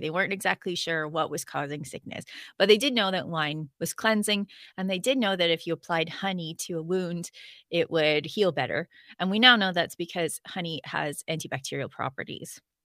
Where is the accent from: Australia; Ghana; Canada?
Canada; I'm a Canadian